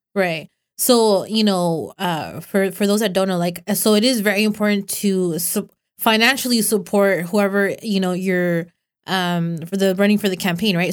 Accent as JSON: {"language": "English", "town": "Los Banos", "region": "California", "country": "United States", "said": "I'm from Los Vanos"}